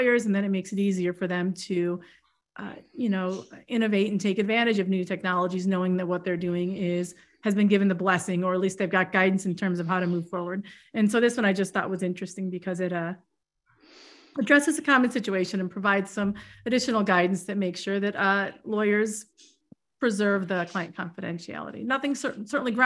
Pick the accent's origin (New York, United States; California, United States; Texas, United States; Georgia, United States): New York, United States; I'm from New York